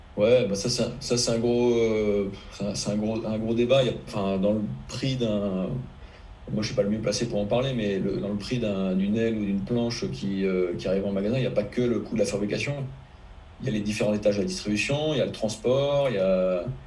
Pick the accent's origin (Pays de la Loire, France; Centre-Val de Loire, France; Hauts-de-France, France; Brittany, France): Brittany, France; Finistère; quand j'étais gamin, que j'habitais en Finistère